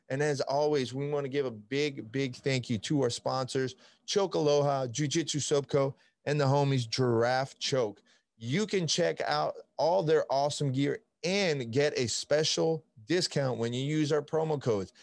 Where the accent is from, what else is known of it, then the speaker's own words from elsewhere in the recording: Italy; now in United States; I'm from Italy